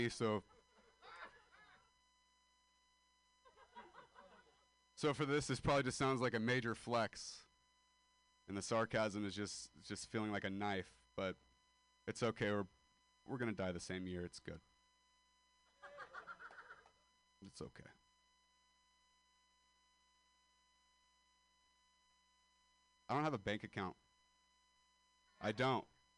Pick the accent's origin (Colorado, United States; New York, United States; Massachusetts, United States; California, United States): California, United States; Modesto; moved away as an adult; I am a dropout from Modesto, California